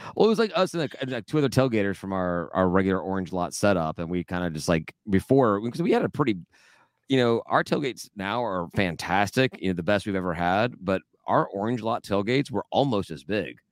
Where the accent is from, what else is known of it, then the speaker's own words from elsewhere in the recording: Georgia, United States; also born or lived in Tennessee; I'm from Tennessee, I grew up in Georgia